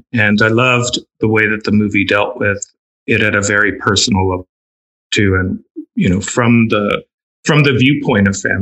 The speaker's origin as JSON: {"language": "English", "town": "San Antonio", "region": "Texas", "country": "United States", "said": "I'm originally from San Antonio, Texas"}